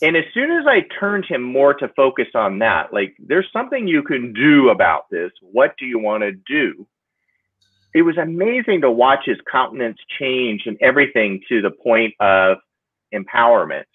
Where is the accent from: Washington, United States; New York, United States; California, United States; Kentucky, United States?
California, United States; San Diego; also born or lived in Los Angeles; I grew up in San Diego